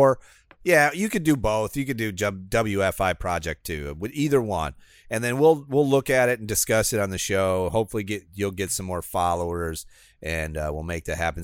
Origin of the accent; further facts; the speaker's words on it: Midwest, United States; moved away as an adult; now in Florida, United States; I would be classified as Midwestern. I spent twenty-six years of my life there.